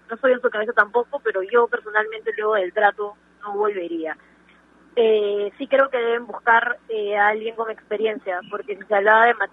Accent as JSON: {"language": "Spanish", "country": "Peru"}